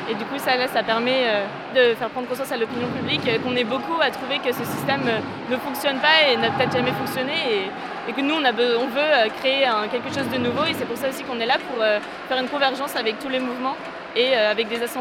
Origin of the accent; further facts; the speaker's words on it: Bordeaux, Nouvelle-Aquitaine, France; 22 ans. Je viens de Bordeaux.